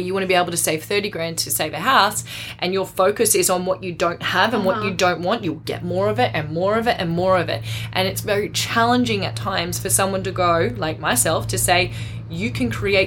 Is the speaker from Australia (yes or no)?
yes; Australia; I'm Aussie.